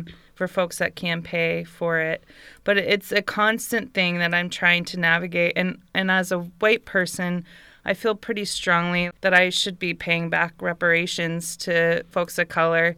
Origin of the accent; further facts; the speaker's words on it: Bay Area, California, United States; moved away as an adult; I grew up in the Bay Area, like in California, in America, the U S